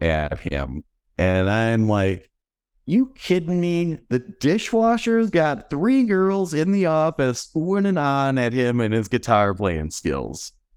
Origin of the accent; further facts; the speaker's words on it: Mayville, Wisconsin, United States; now in West Bend, United States; I grew up in Mayville, which is in Dodge County